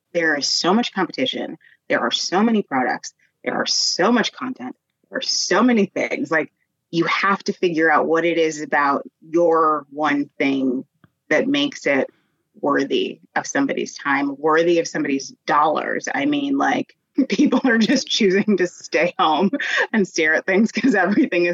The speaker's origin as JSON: {"language": "English", "town": "Denver", "region": "Colorado", "country": "United States", "tie": "born or raised there", "said": "I grew up in Denver"}